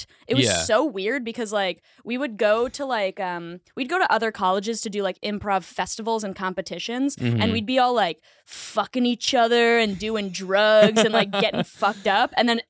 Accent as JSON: {"language": "English", "town": "Boston", "region": "Massachusetts", "country": "United States", "tie": "born or raised there", "moved": "yes", "lives_now": "New York, United States", "said": "Boston. I grew up in Boston."}